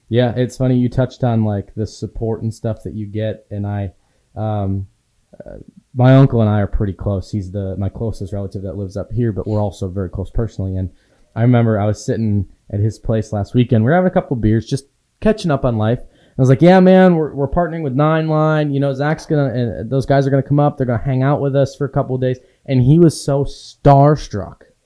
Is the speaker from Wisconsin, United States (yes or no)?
yes; Waldo, Wisconsin, United States; moved away; I grew up in a town of four hundred and fifty people